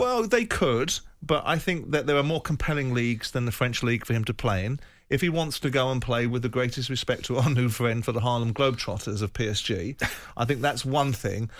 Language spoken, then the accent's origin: English; England, United Kingdom; as an Englishman